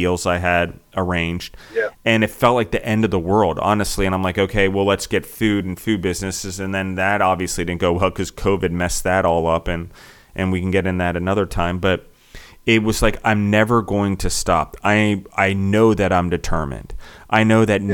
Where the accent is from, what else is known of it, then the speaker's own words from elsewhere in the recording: United States; also born or lived in Italy; I'm an American